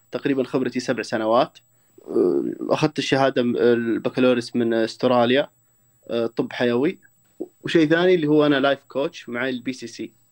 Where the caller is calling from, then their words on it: Riyadh, Riyadh Province, Saudi Arabia; اكلمكم من الرياض